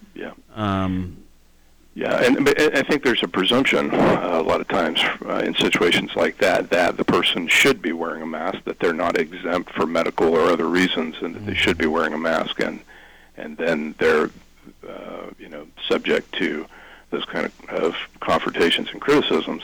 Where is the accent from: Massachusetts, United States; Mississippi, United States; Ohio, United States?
Ohio, United States; Albany; also born or lived in Nelsonville, Ohio; I'm a, a lifelong Athens County native. I was born in Nelsonville, uh, raised in Albany.